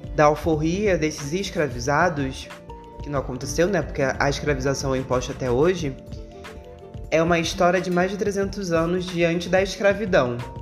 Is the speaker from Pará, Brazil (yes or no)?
no; Rio de Janeiro, Brazil; eu sou nascida e criada na Zona Oeste do Rio, no bairro de Realengo